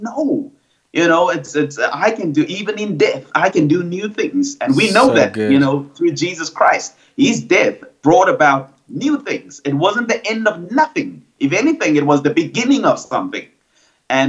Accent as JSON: {"language": "English", "town": "Cape Town", "region": "Western Cape", "country": "South Africa", "tie": "born or raised there", "said": "I grew up on the Cape Flats"}